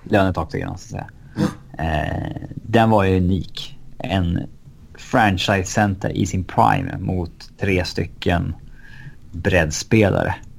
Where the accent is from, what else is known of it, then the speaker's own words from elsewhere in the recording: Sweden; som svensk supporter till ett hockeylag